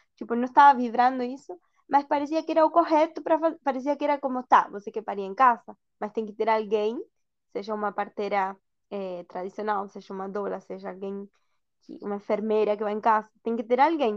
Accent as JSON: {"language": "Portuguese", "region": "Buenos Aires", "country": "Argentina", "also_born_or_lived": "Brazil", "second_language": "Portuguese", "moved": "as an adult", "lives_now": "Algarve, Portugal", "said": "eu sou da Argentina, da Argentina, Buenos Aires."}